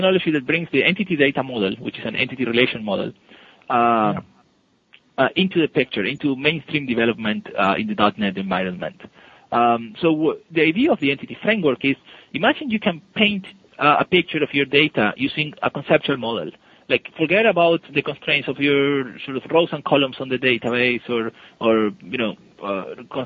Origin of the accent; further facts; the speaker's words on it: Buenos Aires, Argentina; moved away as an adult; also born or lived in Seattle area, United States; now in United States; I come from Buenos Aires, so it's pretty hot.